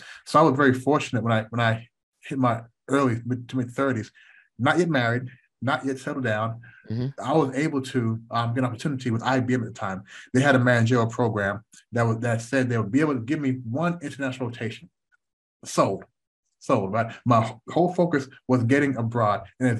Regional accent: United States; growing up in the United States, because we weren't born there, We never had this slave mentality.

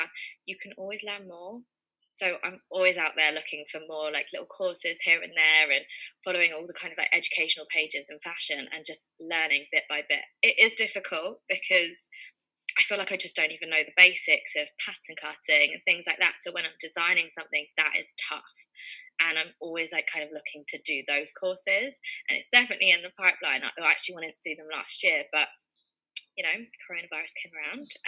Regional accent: London, United Kingdom; also born or lived in Leicester; I'm from Northwest London, born and brought up here, always lived here.

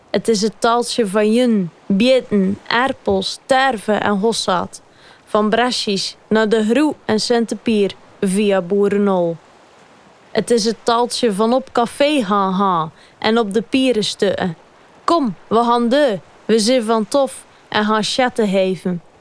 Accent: Zeeuws-Vlaanderen, Zeeland, Netherlands; accent: Zeeuws-Vlaams

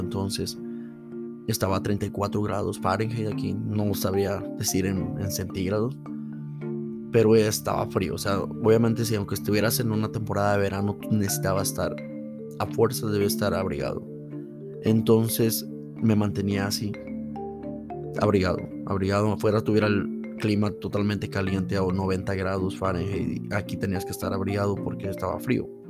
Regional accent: State of Mexico, Mexico; moved away as an adult; now in United States; nací en el Estado de México y tengo cerca una ciudad que se llama la ciudad de Toluca

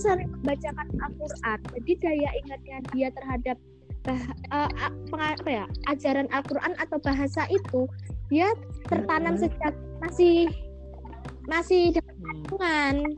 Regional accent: Bali, Indonesia; also born or lived in Bengkulu / Blitar; aku besar di Bali

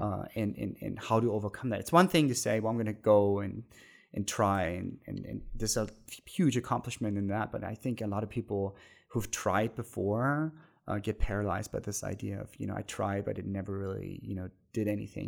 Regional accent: Germany; moved away; the twenty minutes from my hometown where I grew up

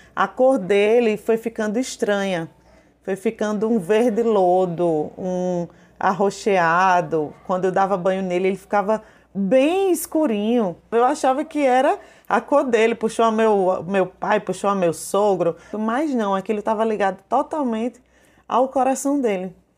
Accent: João Pessoa, Paraíba, Brazil; eu sou de João Pessoa, na Paraíba

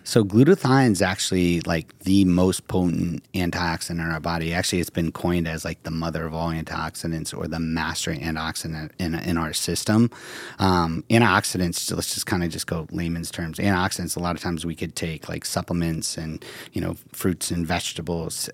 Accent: Ohio, United States; moved away; I'm from Ohio

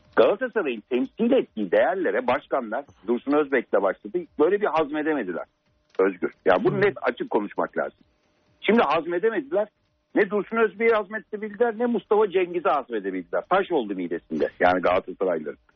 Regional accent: Turkey; ben kendi ülkem için konuşuyorum

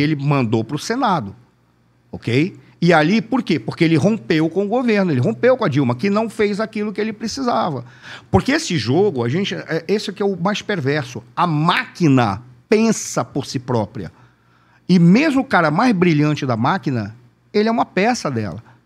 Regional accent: Manaus, Amazonas, Brazil; eu sou de Manaus

